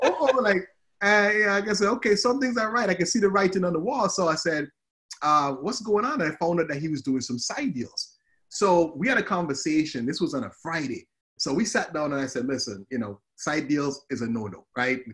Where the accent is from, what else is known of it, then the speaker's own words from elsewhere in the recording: Antigua & Barbuda; moved away as an adult; also born or lived in Murray, Kentucky; now in United States; you probably hear the accent. So I'm, I'm from the Caribbean. I'm from a, of a beautiful island called Antigua